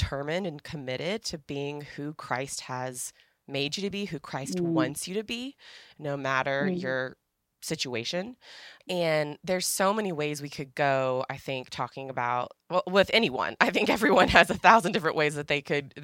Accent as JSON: {"language": "English", "region": "Northern Virginia", "country": "United States", "tie": "born or raised there", "said": "I grew up in Northern Virginia"}